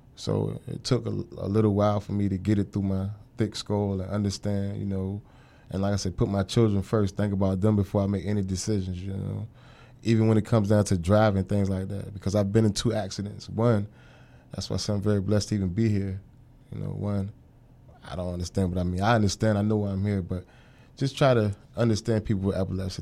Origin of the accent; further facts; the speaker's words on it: Norfolk, Virginia, United States; I'm from Norfolk, Virginia, uh, born and raised